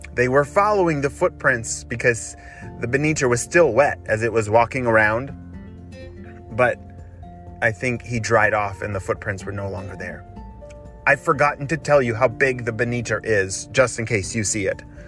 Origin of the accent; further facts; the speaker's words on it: Chicago, Illinois, United States; my hometown in Chicago